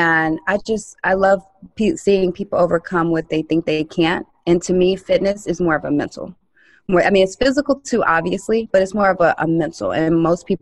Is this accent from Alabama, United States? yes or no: no; Vero Beach, Florida, United States; moved away; I'm from Vero Beach, Florida